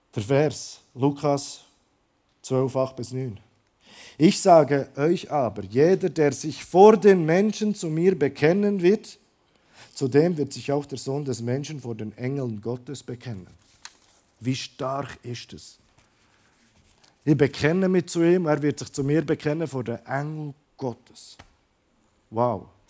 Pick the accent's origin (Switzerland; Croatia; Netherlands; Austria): Croatia; moved away; ich komme aus Kroatien ursprünglich